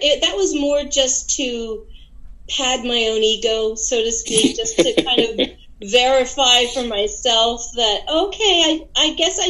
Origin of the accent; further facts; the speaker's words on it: Lebanon County, Pennsylvania, United States; also born or lived in Allentown, Pennsylvania; I grew up in Lebanon County.